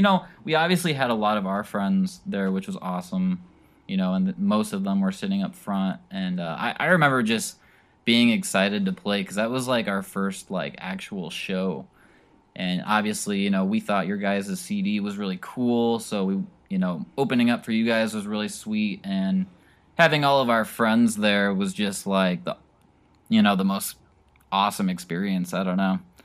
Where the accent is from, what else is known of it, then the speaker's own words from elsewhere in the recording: Pontiac, Illinois, United States; I'm the singer-songwriter from Pontiac, Illinois